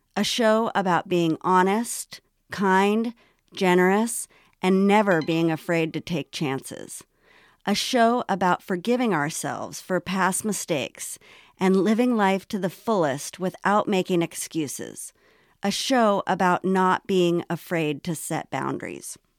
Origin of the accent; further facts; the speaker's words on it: Los Angeles, California, United States; also born or lived in North Hollywood / Washington State; the early years of my life growing up in Los Angeles